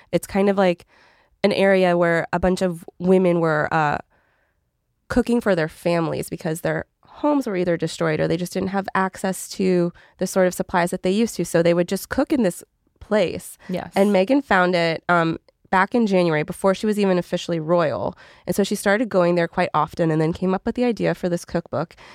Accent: Canada; I'm Canadian

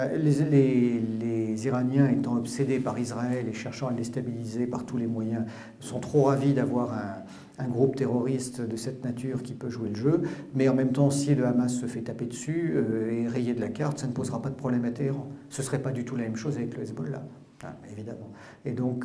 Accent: Brittany, France; also born or lived in Paris; en tant que breton qui suis euh, ni ukrainien ni russe

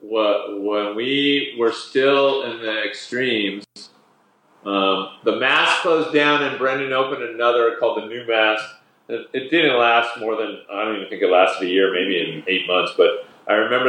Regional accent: Canada; we're Canadian

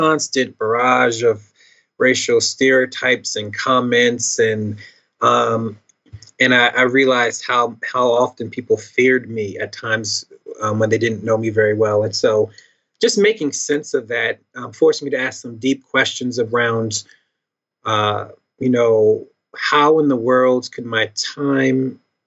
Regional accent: Philadelphia, Pennsylvania, United States; I was born in 82, so I'm a millennial from Philly. And let's see, I grew up in the church

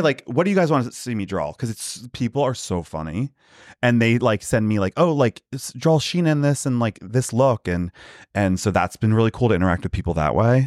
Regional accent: outside Philadelphia, Pennsylvania, United States; moved away; also born or lived in New York; Pennsylvania, like, outside Philly

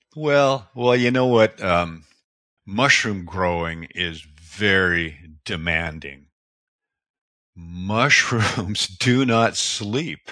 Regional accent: Seattle, Washington, United States; I was born in the Pacific Northwest, Washington State, Seattle area

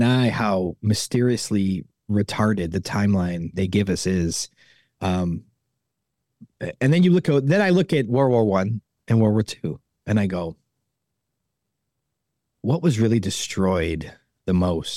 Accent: Chicago, Illinois, United States; I grew up in Chicago

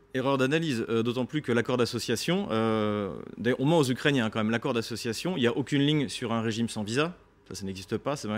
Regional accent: France; en tant que Français

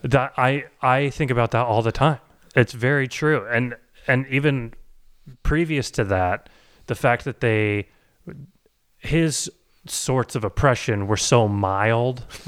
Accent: Boise, Idaho, United States; as a suburban, uh, white boy growing up in Boise, Idaho

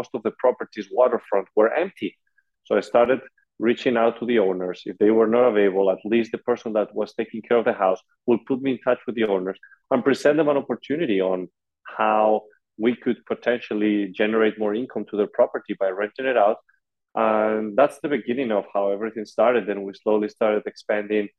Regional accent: Madrid, Community of Madrid, Spain; moved away as an adult; now in United States; I come originally from Madrid, Spain

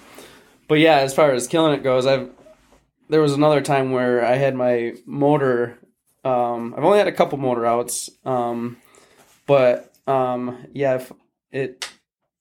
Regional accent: Holland, Michigan, United States; where I live in Holland, or where I grew up in Holland, Lake Town Beach

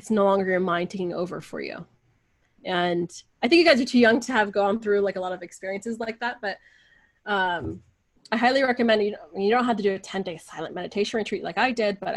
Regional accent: United States; I'm never American enough with my friends here, which I grew up with, like, I was the only Persian girl, I think, up until high school

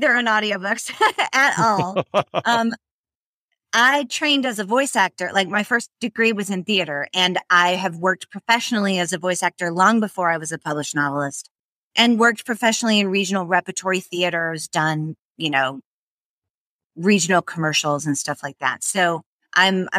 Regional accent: the South, United States; I'm Southern

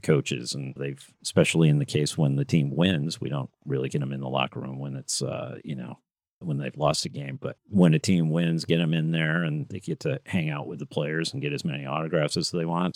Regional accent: Grand Rapids, Michigan, United States; moved away as an adult; also born or lived in Midland, Michigan / Chicago; I grew up mostly in Grand Rapids. I also grew up in, in Midland, but first part of my life was in Grand Rapids, Michigan

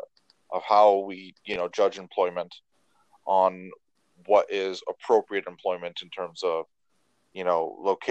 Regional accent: Canada; I'm Canadian

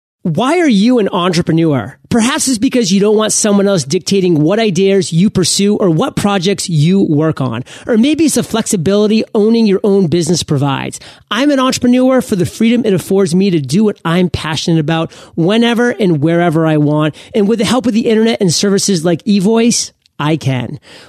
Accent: Maine, United States; Hey, I'm from Maine. I'm one generation removed from Canada.

